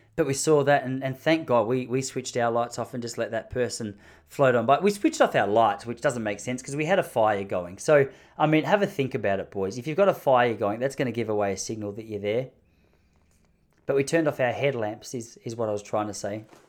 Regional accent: Australia; accent: Australian; moved away

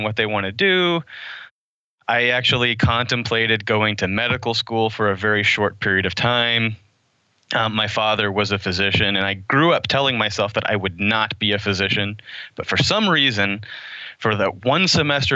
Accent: Oklahoma, United States; moved away as an adult; also born or lived in Waco, Texas; I grew up in Oklahoma.

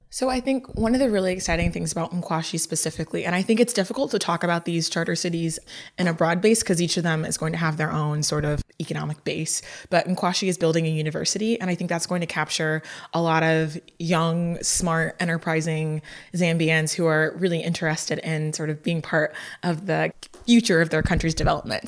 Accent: Lagos, Nigeria; I'm from Lagos, Nigeria

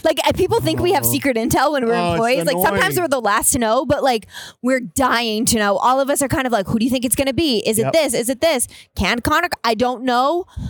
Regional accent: New Jersey, United States; Central, Hunterdon County, but I went to Seton Hall in Essex County.

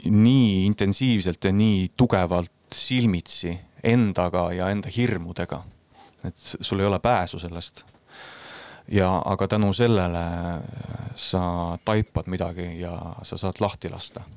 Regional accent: Estonia; first language Estonian

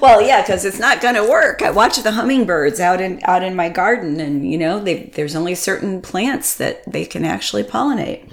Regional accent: Connecticut, United States; I grew up in Connecticut, and my family's from Vermont

